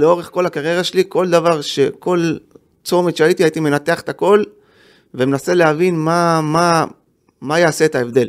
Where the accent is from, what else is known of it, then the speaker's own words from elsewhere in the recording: Jerusalem, Jerusalem District, Israel; also born or lived in Givat Ze'ev; אני גדלתי, אני נולדתי בגבעת זאב, שזה יישוב סמוך לירושלים